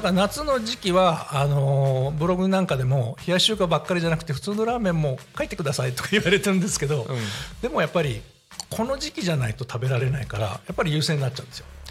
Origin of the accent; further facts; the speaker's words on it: Sakura, Chiba, Japan; 私の地元になるんですけど、はい、桜市のユーカリ